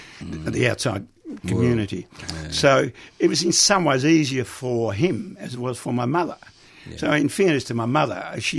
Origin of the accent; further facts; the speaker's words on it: Netherlands; now in Australia; So that was one reason why we emigrated from Holland to Australia.